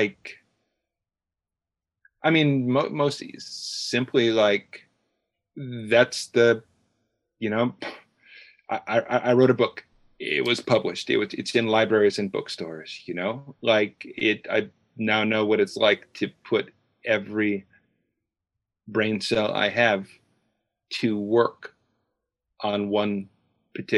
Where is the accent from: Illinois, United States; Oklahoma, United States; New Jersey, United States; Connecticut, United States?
Illinois, United States; Chicago; moved away as an adult; now in New York, United States; I grew up in the Chicago area